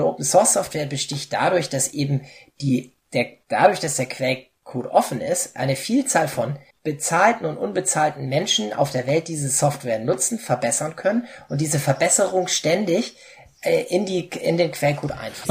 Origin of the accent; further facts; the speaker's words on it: Hamburg, Germany; moved away as an adult; now in Saxony-Anhalt, Germany; ich komme ja aus Hamburg, was man vielleicht meiner Sprache hört